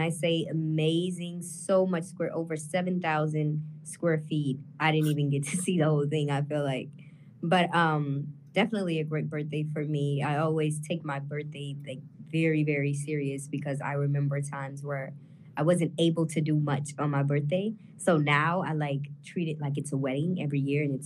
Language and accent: English; St. Louis, Missouri, United States; now in Los Angeles, United States; I was born and raised in St. Louis my whole life, Berkeley to be exact